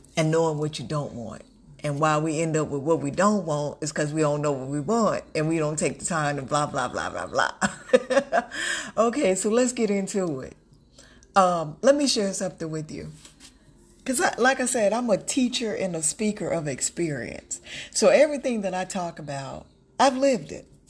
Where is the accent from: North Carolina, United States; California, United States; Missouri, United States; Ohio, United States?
North Carolina, United States; moved away as an adult; also born or lived in Texas; now in Florida, United States; I'm from North Carolina. Um, I live in Florida now, but I'm from North Carolina by way of Texas.